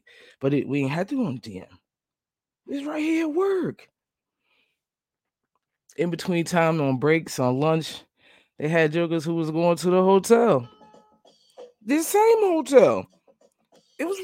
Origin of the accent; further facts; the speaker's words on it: New Jersey, United States; moved away; I'm from New Jersey. I lived in New Jersey